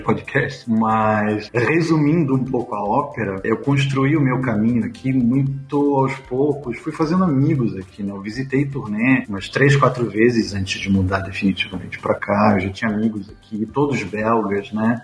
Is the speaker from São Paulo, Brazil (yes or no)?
yes; São Paulo, Brazil; moved away as an adult; also born or lived in Rio de Janeiro; now in Belgium; eu sou nascido no Rio de Janeiro, mas eu morei boa parte da minha vida em São Paulo, na capital e um pouco no interior